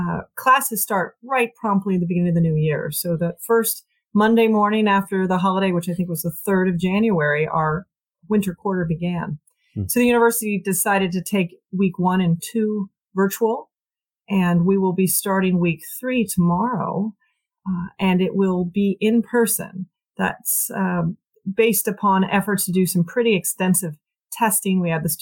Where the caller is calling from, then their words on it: Philadelphia, Pennsylvania, United States; I'm calling in from Philadelphia, Pennsylvania, your old hometown